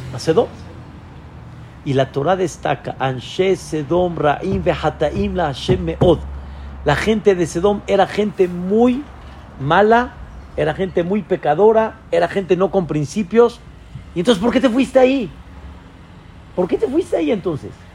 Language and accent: Spanish; Mexico; Yo soy mexicano